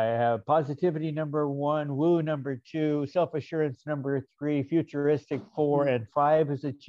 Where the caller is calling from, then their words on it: Chaparral, New Mexico, United States; Chaparral, New Mexico.